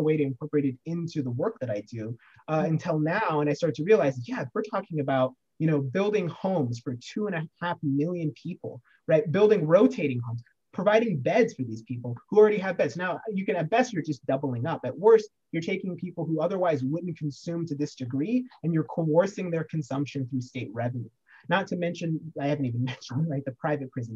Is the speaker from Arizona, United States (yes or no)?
no; Oregon, United States; my home state of Oregon